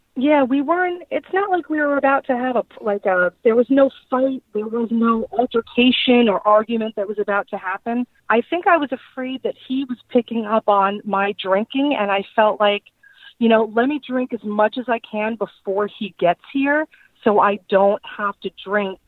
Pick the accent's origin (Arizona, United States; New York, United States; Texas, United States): New York, United States; Long Island; moved away as an adult; now in Fort Myers, United States; I am originally from Long Island, New York. I moved down to uh, Southwest Florida, specifically Fort Myers, uh, about four years ago